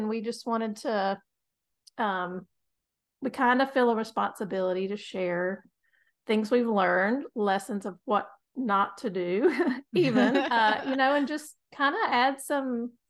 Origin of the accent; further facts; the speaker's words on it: North Carolina, United States; We are from North Carolina, and we're proud of it. We're proud Tar Heel.